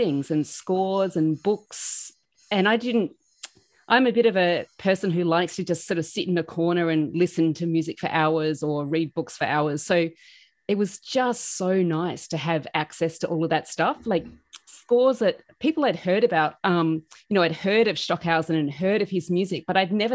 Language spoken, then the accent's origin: English; Adelaide, South Australia, Australia; moved away as an adult; now in Queensland, Australia; I'm from Adelaide in South Australia, which is down the bottom of Australia